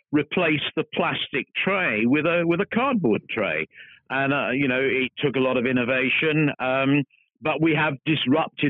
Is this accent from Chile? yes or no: no; Devon, South West England, United Kingdom; I come from Devon. Well, Devon and the West Country is a wonderful part of the world